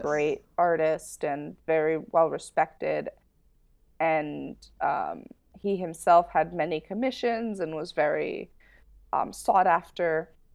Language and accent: English; United States; as an American